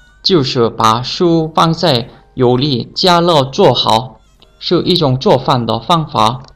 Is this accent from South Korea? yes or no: yes; South Korea; Chinese is a second language; moved away